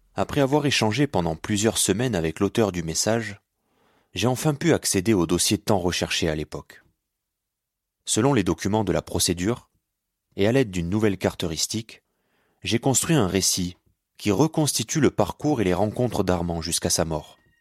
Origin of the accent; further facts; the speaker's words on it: Béziers, Occitania, France; je suis né à Béziers en 1991